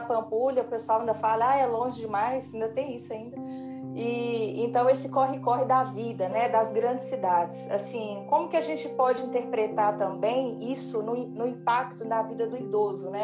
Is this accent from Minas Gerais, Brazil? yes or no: yes; Montes Claros, Minas Gerais, Brazil; moved away as an adult; now in Belo Horizonte, Brazil; me dá uma saudadezinha lá de Montes Claros, minha terra